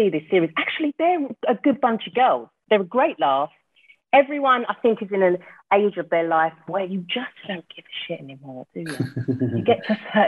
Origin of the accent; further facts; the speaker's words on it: London, United Kingdom; moved away as an adult; also born or lived in Surrey; now in Cheshire, United Kingdom; I'm from South London